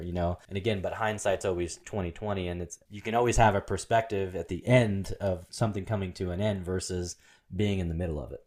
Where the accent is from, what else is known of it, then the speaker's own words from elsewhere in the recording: Portland, Oregon, United States; I'm this poor kid growing up in Portland